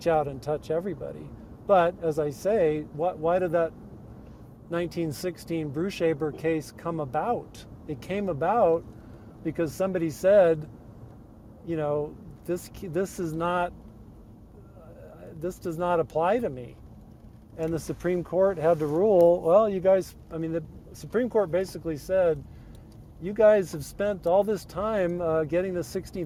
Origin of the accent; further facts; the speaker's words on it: San Jose, California, United States; the Bay Area where I grew up in San Jose